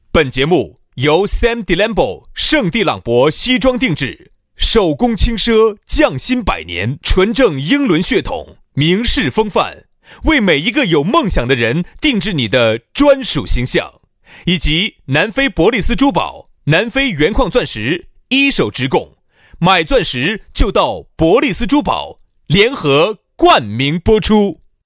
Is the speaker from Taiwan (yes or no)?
no; Chengdu, Sichuan, China; accent: Chengdu dialect